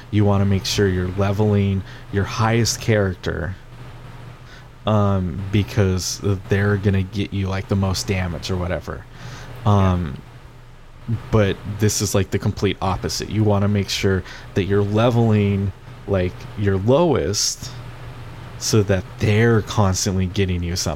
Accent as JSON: {"language": "English", "region": "Pacific Northwest", "country": "United States", "said": "I we like I come from the Northwest where there's beer everywhere, right? Everybody drinks beer."}